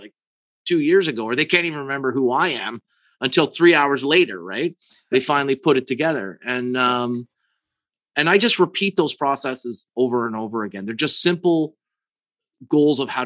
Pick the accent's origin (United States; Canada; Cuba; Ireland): Canada; I'm from Canada